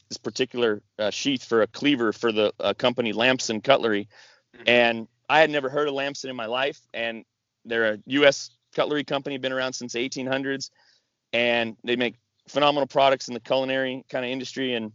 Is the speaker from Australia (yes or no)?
no; Washington, United States; moved away; I grew up in Washington and family in Alaska